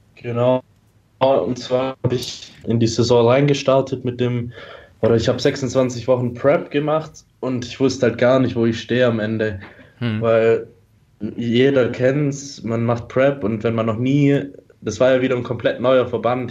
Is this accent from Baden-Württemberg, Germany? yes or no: yes; Stuttgart, Baden-Württemberg, Germany; Ich bin aus Stuttgart.